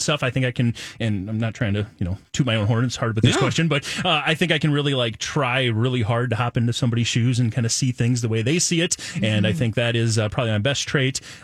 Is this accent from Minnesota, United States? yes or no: yes; Nicollet, Minnesota, United States; I'm from a small town called Nicollet, Minnesota. It's right down by Mankato. So tiny little town down there. And went to all through high school there.